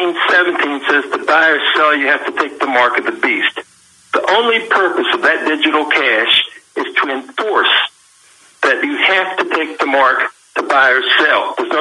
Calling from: Kentucky, United States

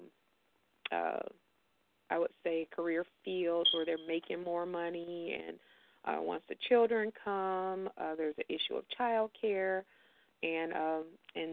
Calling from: Chicago, Illinois, United States; I'm calling from Chicago

